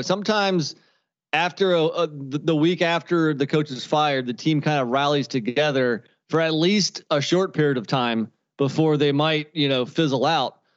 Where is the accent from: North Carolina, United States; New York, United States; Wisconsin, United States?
North Carolina, United States; my home state of, of North Carolina